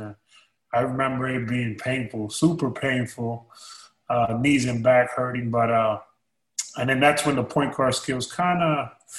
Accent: New York City, New York, United States; moved away as an adult; also born or lived in Connecticut / Toronto / Milwaukee / Dallas; I grew up in Queens, New York.

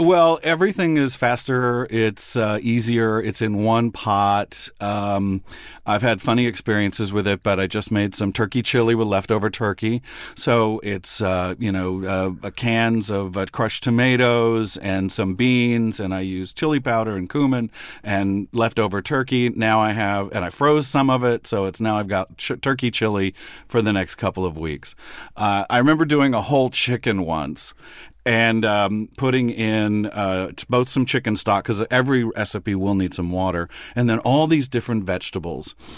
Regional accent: Midland, Texas, United States; I grew up with these New York Jews in Texas

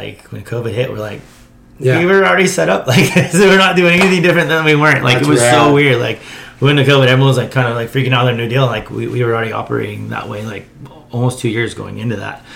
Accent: San Clemente, California, United States; also born or lived in Thousand Oaks, California; now in Laguna Beach, United States; I grew up in San Clemente

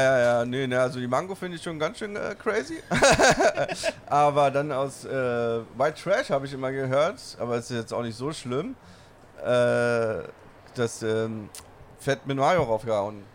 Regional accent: Berlin, Germany

